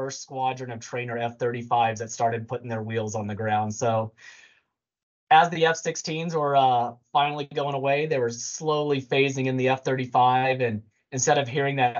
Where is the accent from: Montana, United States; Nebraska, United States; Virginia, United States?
Montana, United States; now in Indiana, United States; I'm from Montana